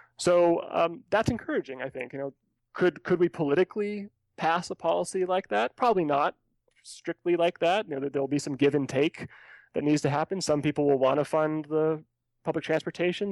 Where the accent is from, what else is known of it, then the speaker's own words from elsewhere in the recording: California, United States; now in Colorado, United States; As, as a native Californian